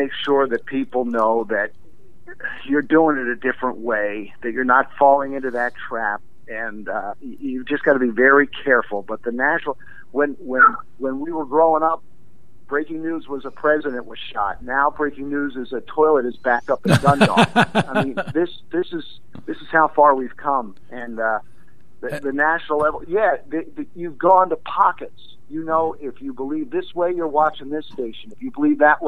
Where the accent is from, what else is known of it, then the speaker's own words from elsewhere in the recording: Baltimore, Maryland, United States; I grew up in Baltimore